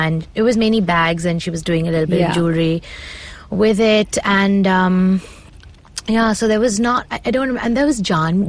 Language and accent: English; Punjab, India; So I'm very connected to my roots and I'm obsessed with being like Indian and Punjabi and I love, you know, where I come from.